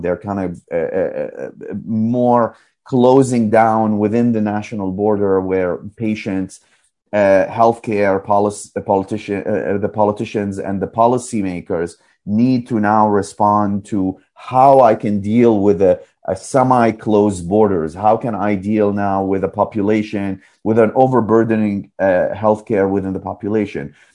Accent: Iraq; moved away; I grew up in in Iraq in the uh, 70s, 80s, and the 90s

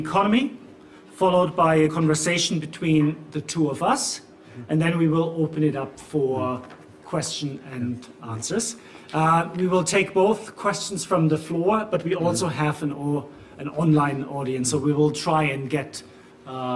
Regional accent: Germany; accent: German; English is a second language; now in London, United Kingdom; As you can tell from both my accent and the name, I'm German as well

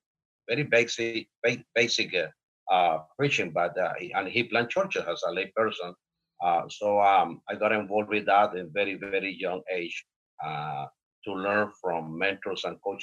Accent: Honduras; now in United States; I was born in Honduras

